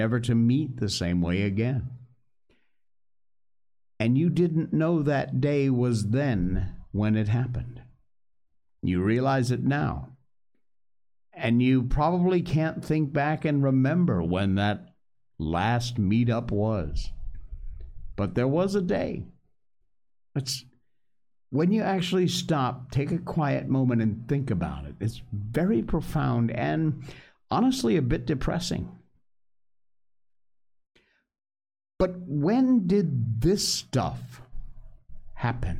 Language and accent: English; West Cornwall, Connecticut, United States; growing up in West Cornwall, Connecticut